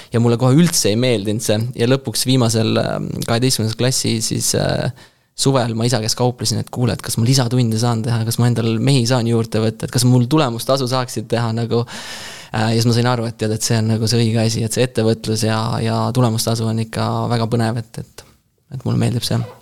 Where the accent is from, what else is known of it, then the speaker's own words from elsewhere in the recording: Rapla, Rapla County, Estonia; ma olen Raplast pärit